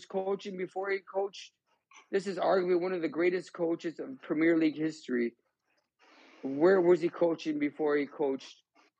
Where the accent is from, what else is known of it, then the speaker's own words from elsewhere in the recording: United States; I grew up here in the United States